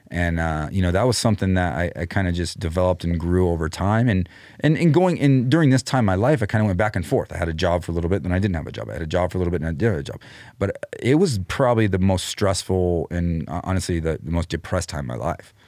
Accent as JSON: {"language": "English", "town": "Clovis", "region": "New Mexico", "country": "United States", "tie": "born or raised there", "also_born_or_lived": "Austin / Denver", "moved": "yes", "said": "I was born in Clovis"}